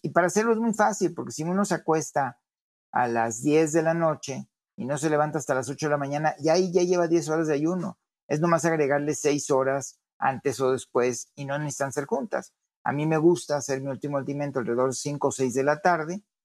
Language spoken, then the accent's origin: Spanish; Mexico